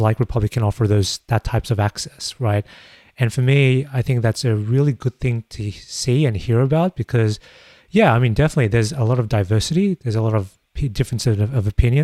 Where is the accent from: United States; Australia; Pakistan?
Australia; as an Australian myself